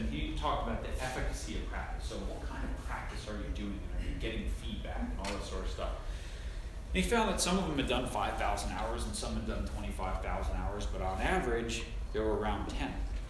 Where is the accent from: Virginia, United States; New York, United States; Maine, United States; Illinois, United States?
New York, United States; Long Island; I grew up on Long Island.